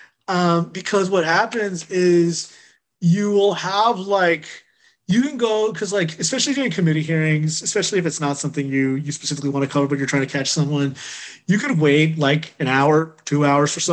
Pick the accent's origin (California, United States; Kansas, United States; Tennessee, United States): California, United States; Chino Hills; I grew up in Chino Hills, California, which was a very suburban, largely white, largely college educated